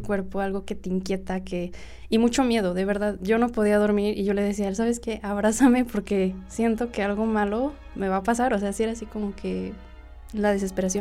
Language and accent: Spanish; Cuautla, Morelos, Mexico; Soy de aquí, de Cuautla, Morelos